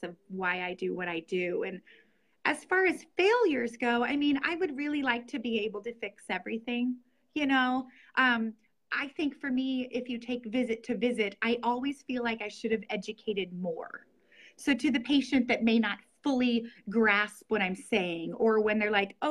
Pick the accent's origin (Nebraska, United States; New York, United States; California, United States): Nebraska, United States; Norfolk; also born or lived in Lincoln, Nebraska; I'm from Norfolk, Nebraska, which is where I currently practice. I was born in Lincoln, Nebraska